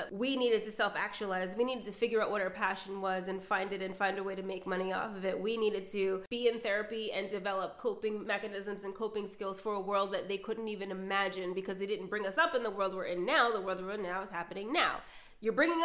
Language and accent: English; United States; We're from America, so like we're from colonization